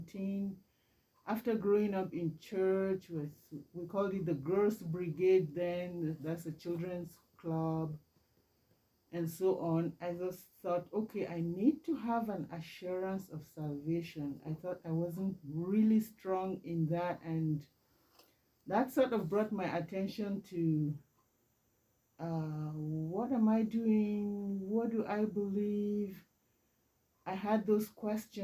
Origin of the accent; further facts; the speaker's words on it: Nigeria; moved away as an adult; now in Canada; I was born and raised in Nigeria many years ago